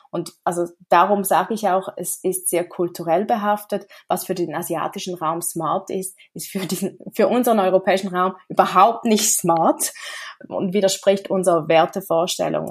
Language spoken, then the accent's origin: German; Switzerland; Ich komme aus der Schweiz